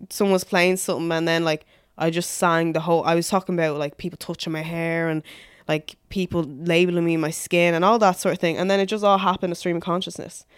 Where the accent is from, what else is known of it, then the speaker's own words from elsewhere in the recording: Dublin, Leinster, Ireland; I grew up in, um, Blanchestown. So I moved there when I was six